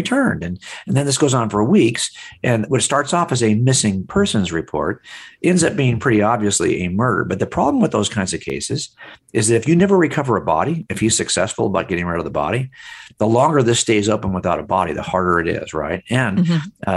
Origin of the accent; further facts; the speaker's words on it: Los Angeles County, California, United States; I grew up here in Los Angeles County.